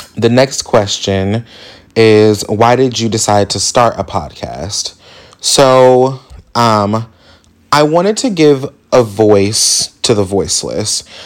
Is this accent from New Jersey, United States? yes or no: no; Indianapolis, Indiana, United States; So I am from Indianapolis, Indiana, born and raised.